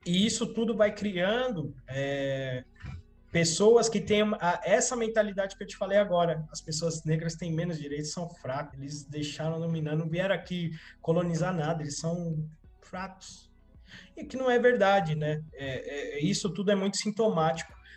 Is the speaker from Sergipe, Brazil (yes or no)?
no; São Paulo, Brazil; Eu nasci, cresci na zona sul de São Paulo, bairro normalzinho.